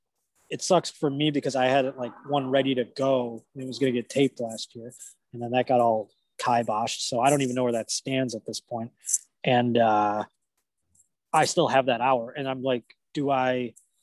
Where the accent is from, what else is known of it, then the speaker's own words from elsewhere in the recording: Buffalo, New York, United States; moved away as an adult; now in Los Angeles, United States; I've lived in Buffalo basically all the way up until I moved here